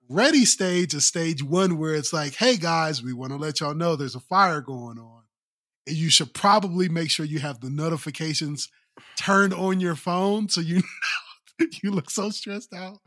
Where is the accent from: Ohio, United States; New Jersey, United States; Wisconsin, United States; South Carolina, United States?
Ohio, United States; moved away; I was born and raised in Ohio